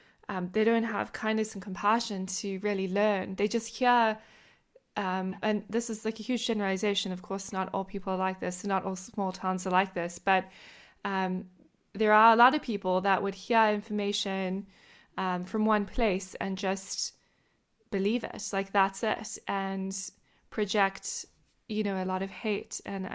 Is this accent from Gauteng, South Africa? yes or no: yes; Johannesburg, Gauteng, South Africa; now in United States; I grew up in Johannesburg, it was very diverse